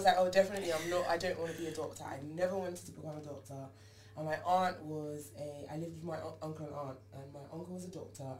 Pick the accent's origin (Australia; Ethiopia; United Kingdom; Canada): United Kingdom; East Midlands; Yeah, because so originally, as you know, I'm from Lincolnshire.